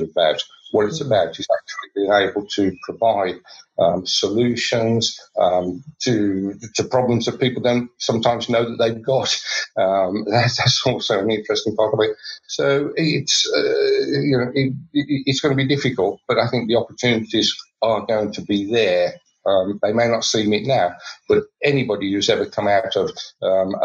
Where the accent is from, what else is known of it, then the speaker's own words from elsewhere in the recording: Birmingham, West Midlands, United Kingdom; I come from Birmingham in the Midlands, so very much focused on the car industry.